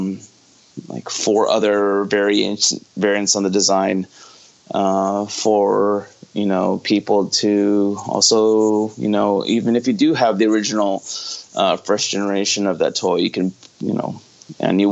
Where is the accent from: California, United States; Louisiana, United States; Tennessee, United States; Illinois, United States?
California, United States; Fresno; moved away as an adult; also born or lived in San Luis Obispo, California / Monterey Park, California; now in Los Angeles, United States; I grew up in Fresno, California